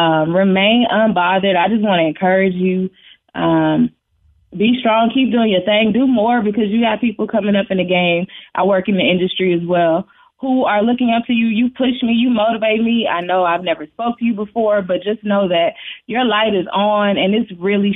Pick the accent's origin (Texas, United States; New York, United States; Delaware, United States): Texas, United States; Houston; growing up in the same neighborhood as her, I'm from Third Ward.